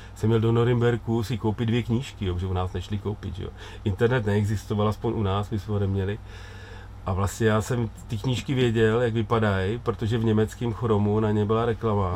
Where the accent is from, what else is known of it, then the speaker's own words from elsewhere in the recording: Czechia; U nás v Čechách